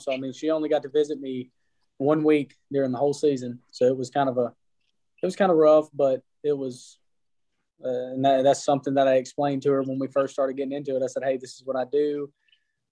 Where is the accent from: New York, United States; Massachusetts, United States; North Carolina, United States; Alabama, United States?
Alabama, United States; I'm from Alabama.